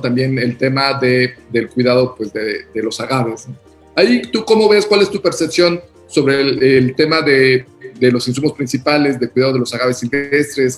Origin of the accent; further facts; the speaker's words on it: Mexico; also born or lived in Mexico City / Oaxaca; nosotros como mexicanos